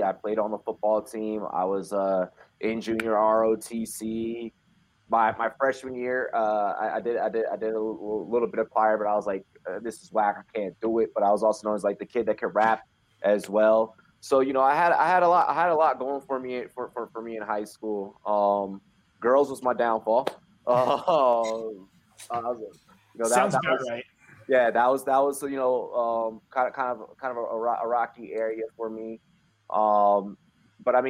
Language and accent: English; Washington, District of Columbia, United States; moved away as an adult; now in Colorado, United States; I'm from Southeast DC, Berry Farms